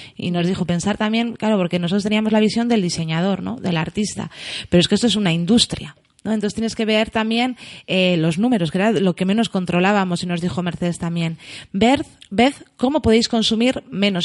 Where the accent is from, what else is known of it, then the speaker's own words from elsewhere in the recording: Getxo, Basque Country, Spain; yo soy una guaita de Algorta